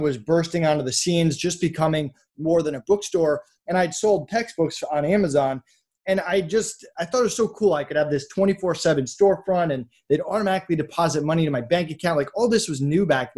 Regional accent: Massachusetts, United States; I grew up in Massachusetts

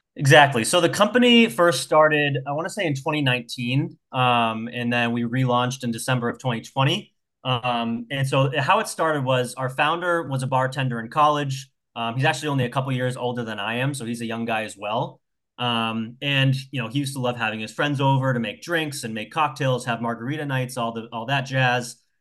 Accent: New Hampshire, United States; moved away as an adult; also born or lived in south of Boston, Massachusetts; now in Massachusetts, United States; I grew up in New Hampshire

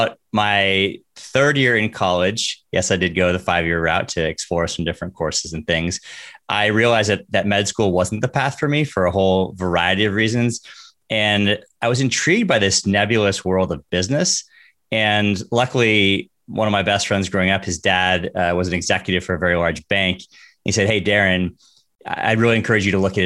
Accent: Northern California, United States; I grew up in Northern California, very typical kid

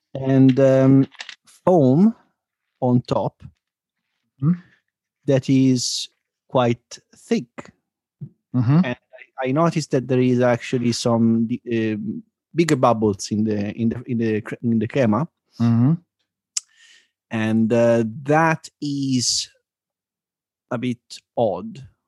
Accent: Boston, Massachusetts, United States; Yeah, it's pretty much it. Like, yeah, I'm from Boston.

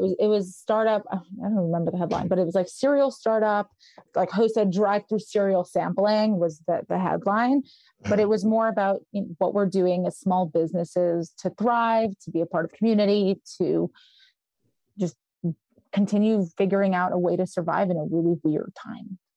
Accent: New York City, New York, United States; also born or lived in Israel / Westchester County, New York; I was born in Israel, and my parents are from the former Soviet Union, and so we came here. and I grew up in Brooklyn

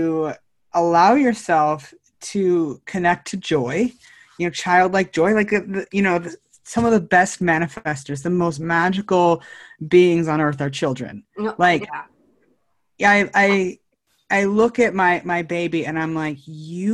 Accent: Northern California, United States; also born or lived in Chico, Red Bluff area / San Luis Obispo, California; now in San Diego, United States; I'm originally from Northern California, and back of the woods, redneck, Northern California

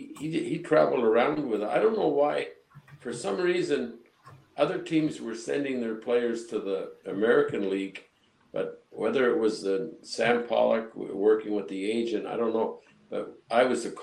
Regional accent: Quebec, Canada; Well, naturally growing up, I'm sure growing up in Quebec

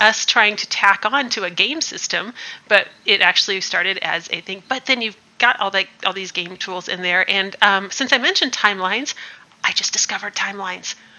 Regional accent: Midwest, United States; I'm from the Midwest

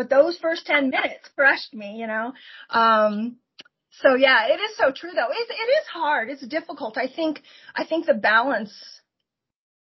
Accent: Port Orchard, Washington, United States; moved away as an adult; I grew up in Port Orchard, Washington, right across the, you know, Puget Sound from Seattle area

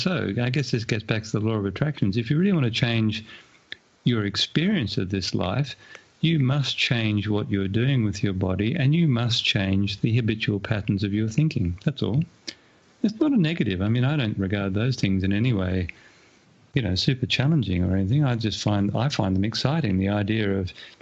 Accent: Australia; my hometown here in Australia

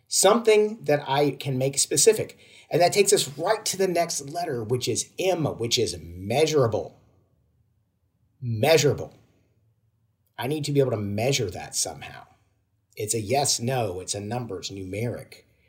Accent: Georgia, United States; moved away; I'm originally from Georgia in the United States

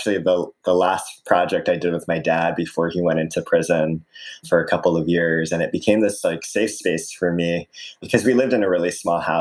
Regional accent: Aiea, Hawaii, United States; So I grew up in Hawaii in a small town called Aiea.

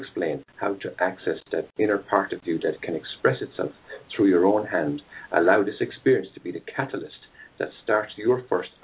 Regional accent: Ireland; also born or lived in West coast of the United States; now in United States; I'm Irish

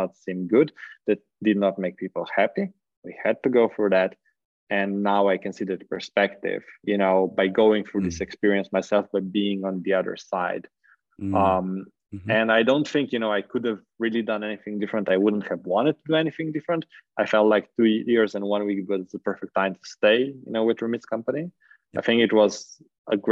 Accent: Slovenia; I was from Slovenia

